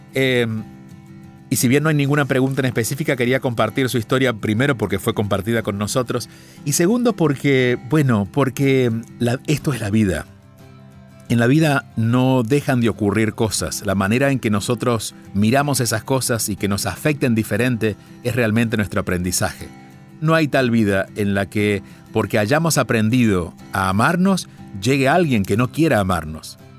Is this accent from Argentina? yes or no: yes; Argentina; mi pueblo, en Argentina